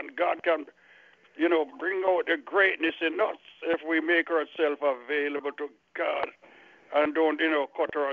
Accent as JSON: {"language": "English", "country": "Jamaica", "also_born_or_lived": "Miami", "moved": "as an adult", "said": "I was just came from Jamaica and I was living in Miami."}